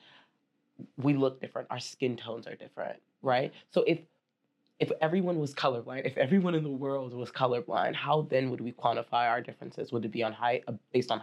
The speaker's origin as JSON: {"language": "English", "town": "Baltimore", "region": "Maryland", "country": "United States", "tie": "born or raised there", "said": "where I was born and raised in Baltimore, Maryland, and we grew up here"}